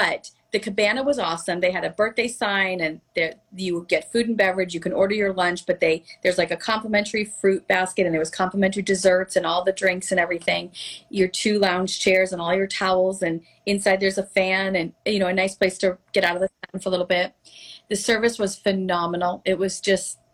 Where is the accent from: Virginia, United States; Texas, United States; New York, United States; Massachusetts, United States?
Massachusetts, United States; Melrose; also born or lived in Boston; now in Florida, United States; My hometown of Melrose, Massachusetts is very Victorian